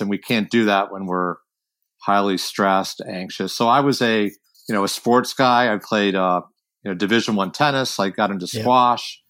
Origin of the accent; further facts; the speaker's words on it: Washington, District of Columbia, United States; also born or lived in San Francisco; now in Northern California, United States; I grew up in Washington D.C., but I you know, lived in a suburb